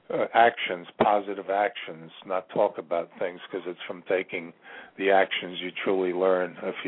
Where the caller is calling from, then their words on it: Ashland, Virginia, United States; I'm calling from Ashland, Virginia, the center of the universe.